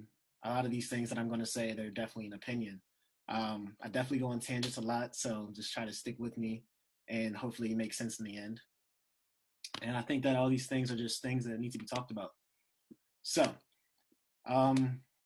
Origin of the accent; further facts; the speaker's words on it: United States; moved away; also born or lived in Texas / Pennsylvania / New Jersey; I lived in PA and Jersey most of my life. I feel like the North kind of shaped me